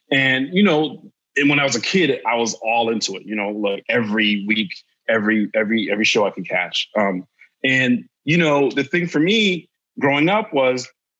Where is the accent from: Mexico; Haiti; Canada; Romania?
Haiti; like, I'm from the Caribbean, my parents are Haitian. So, you know, there might be exotic, you know, birds up in my space sometimes. Yeah. When I went back to Haiti, I would see some birds I could identify